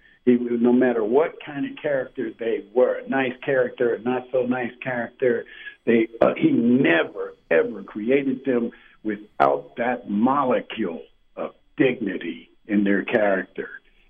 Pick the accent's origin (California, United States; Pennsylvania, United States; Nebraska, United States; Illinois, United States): Pennsylvania, United States; Pittsburgh; also born or lived in Homestead, Pennsylvania; I was born in Homestead, at Homestead Hospital, and was raised in St. Clair Village. I went to Catholic schools most of my school years, and went to Carrick High School. But I grew up in St. Clair Village